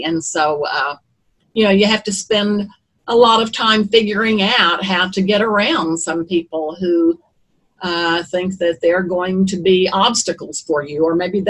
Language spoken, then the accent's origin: English; Eufaula, Oklahoma, United States; I grew up in Eufaula, Oklahoma